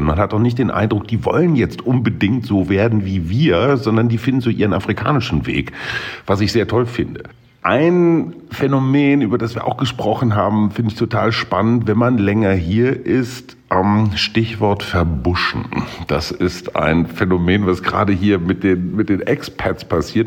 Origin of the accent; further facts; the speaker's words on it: Germany; Bei uns in Deutschland